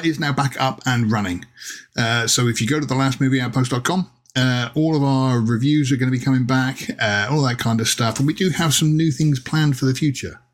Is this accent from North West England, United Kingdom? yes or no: no; Plymouth, South West England, United Kingdom; moved away; I went down to my hometown of Plymouth in southwest England recently to see my mum, who still lives down there